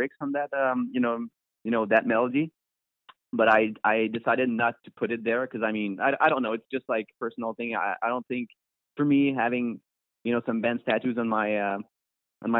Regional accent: Montreal, Quebec, Canada; we're from Montreal

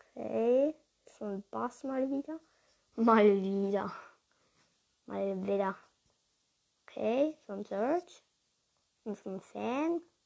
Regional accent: Switzerland; ich komme halt ursprünglich aus der Schweiz. Und ja, ich stamme aber auch von Deutsch ab. Also meine Mutter ist von Deutschland und mein Vater ist von der Schweiz.

